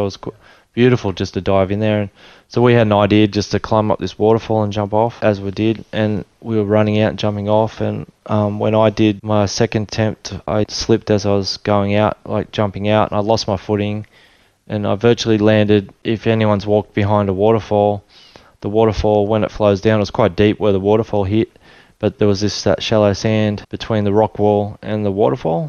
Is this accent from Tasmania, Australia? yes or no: no; Tweed Heads, New South Wales, Australia; also born or lived in Sydney / Papua New Guinea; I was born in Sydney and uh, moved to Tweed Heads. So I grew up in Tweed Heads, New South Wales